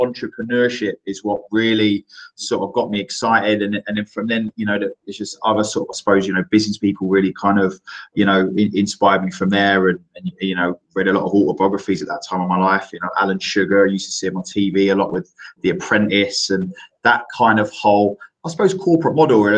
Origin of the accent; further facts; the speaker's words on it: London, United Kingdom; where I grew up in Greenwich